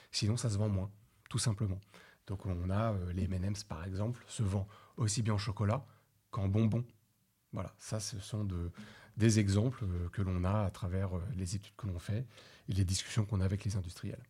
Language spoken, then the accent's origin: French; France; on est des Français, on aime la gastronomie, c'est culturel.